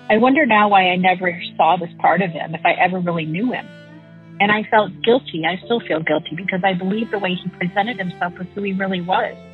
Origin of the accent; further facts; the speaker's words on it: Midwest, United States; I grew up in the Midwest in a family of six.